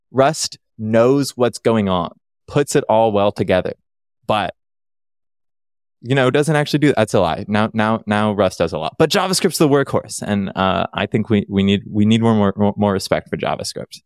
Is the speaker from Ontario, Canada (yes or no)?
yes; Toronto, Ontario, Canada; now in Vancouver, Canada; I grew up in Ontario, Toronto, the, the one city people know.